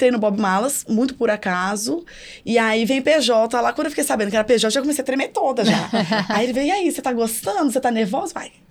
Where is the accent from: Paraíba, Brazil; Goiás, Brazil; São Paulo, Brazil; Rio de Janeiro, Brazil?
São Paulo, Brazil; Santos; now in Minas Gerais, Brazil; Sou de Santos. É. Isso. Eu vim pra Minas o meu marido.